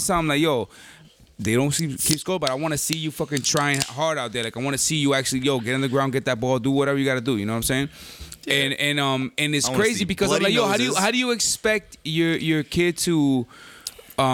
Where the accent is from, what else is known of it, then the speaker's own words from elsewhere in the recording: New Jersey, United States; I was born in Jersey.